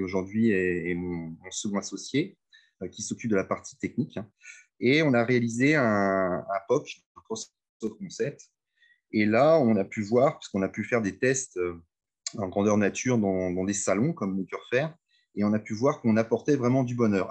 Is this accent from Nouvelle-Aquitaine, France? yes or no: no; Reims, Grand Est, France; also born or lived in Amiens / Lille; je suis de Reims